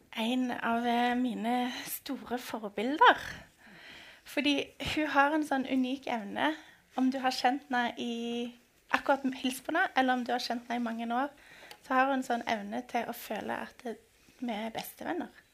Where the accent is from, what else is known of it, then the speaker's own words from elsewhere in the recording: Stavanger, Rogaland, Norway; vi er begge fra Stavanger